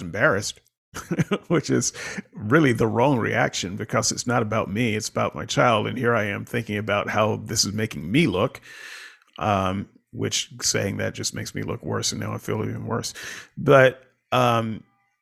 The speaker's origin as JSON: {"language": "English", "region": "the South", "country": "United States", "tie": "born or raised there", "said": "I grew up in the South during a certain time"}